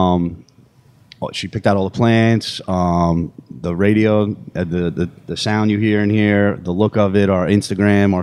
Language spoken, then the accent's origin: English; New Rochelle, New York, United States; moved away as an adult; I grew up in New Rochelle, New York. It's right outside of the city.